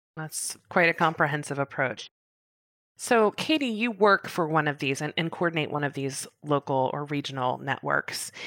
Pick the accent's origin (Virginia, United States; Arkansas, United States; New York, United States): Virginia, United States; Virginia, my home state.